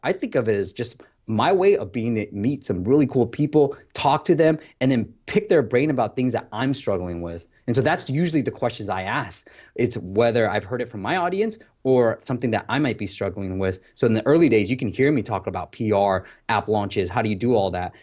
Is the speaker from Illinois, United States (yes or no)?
no; Bay Area, California, United States; I grew up in the Bay Area.